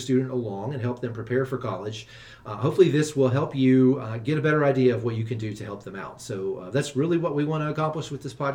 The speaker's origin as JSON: {"language": "English", "region": "Kentucky", "country": "United States", "tie": "born or raised there", "moved": "as an adult", "lives_now": "Virginia, United States", "said": "Grew up in Kentucky and now work at Virginia Tech"}